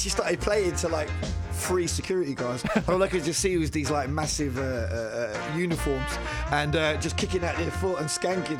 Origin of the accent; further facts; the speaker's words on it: London, United Kingdom; I'm from Forest Gate, East London